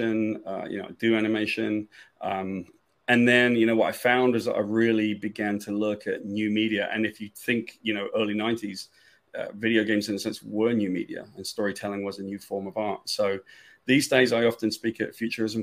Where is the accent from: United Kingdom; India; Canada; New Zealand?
United Kingdom; moved away as an adult; now in United States; I'm from Great Britain and I came to the States when I was young. I was 20 years old.